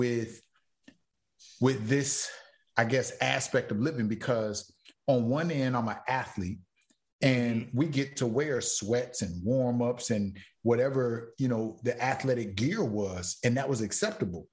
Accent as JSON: {"language": "English", "region": "Florida", "country": "United States", "tie": "born or raised there", "said": "I'm from Florida"}